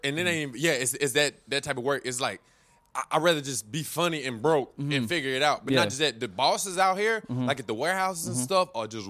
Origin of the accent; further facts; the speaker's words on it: Winston-Salem, North Carolina, United States; And then they have like in my hometown, like Winston-Salem.